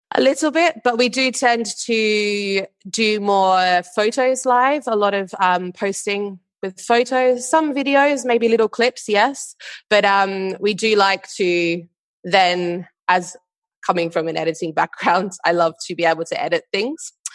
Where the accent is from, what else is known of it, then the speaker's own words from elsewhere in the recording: Perth, Western Australia, Australia; moved away as an adult; now in London, United Kingdom; I am originally from Perth in Western Australia, and now based in London